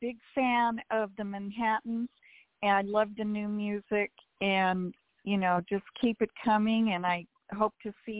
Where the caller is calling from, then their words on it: Duarte, California, United States; I'm calling from Duarte, California.